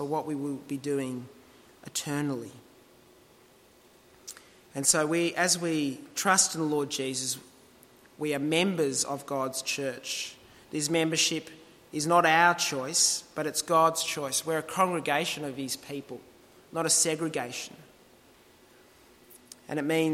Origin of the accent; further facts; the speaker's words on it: Australia; our culture as Australians